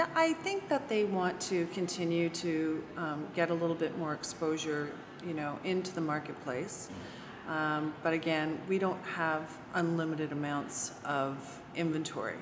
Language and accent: English; Toronto, Ontario, Canada; now in Virginia, United States; I'm from Toronto mm. originally